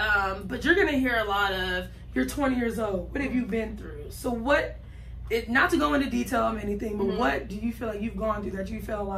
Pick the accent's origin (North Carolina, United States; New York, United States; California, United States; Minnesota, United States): California, United States; San Bernardino; Born out there.